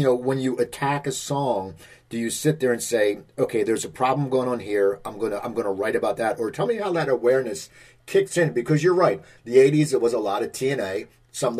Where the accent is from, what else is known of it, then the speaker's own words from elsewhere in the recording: near Philadelphia, New Jersey, United States; moved away as an adult; also born or lived in Los Angeles, United States; I grew up near Philadelphia